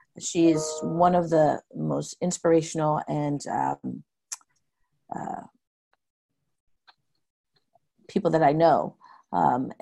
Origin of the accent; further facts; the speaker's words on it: Pasco, Washington, United States; When I grew up in Pasco, I had so many different kinds of friends